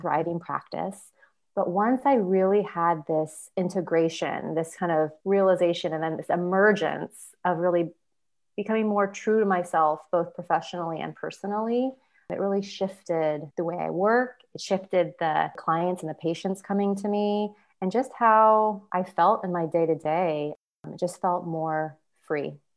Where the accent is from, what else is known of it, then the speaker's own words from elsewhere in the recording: Sacramento, California, United States; now in Petaluma, United States; I was born and raised in South Sacramento in a very big Japanese American family